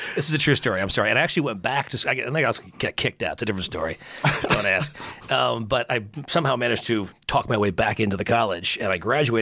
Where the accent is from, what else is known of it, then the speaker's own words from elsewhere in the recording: Garden City, New York, United States; I grew up in Garden City, Long Island.